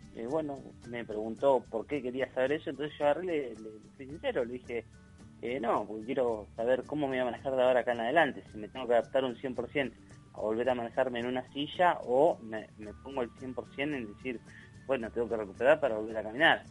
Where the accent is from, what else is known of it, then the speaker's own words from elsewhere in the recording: Mar de Ajó, Buenos Aires Province, Argentina; Yo soy de Marajó, del Partido de la Costa